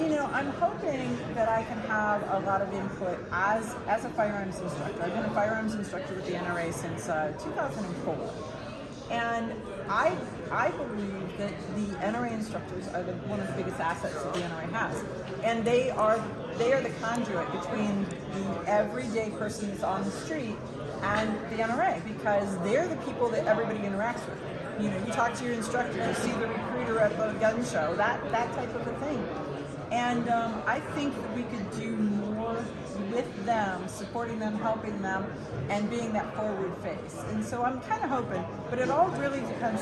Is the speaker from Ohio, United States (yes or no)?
yes; Ohio, United States; I'm from Ohio